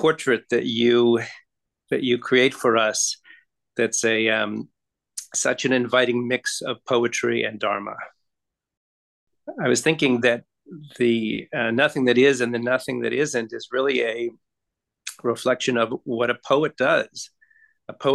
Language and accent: English; Massachusetts, United States; as a boy, I grew up in Massachusetts